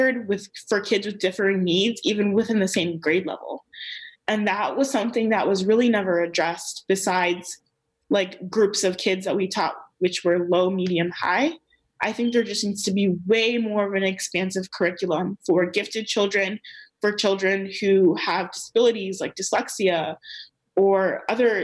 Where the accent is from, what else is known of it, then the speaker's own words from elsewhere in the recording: Maryland, United States; I grew up in Maryland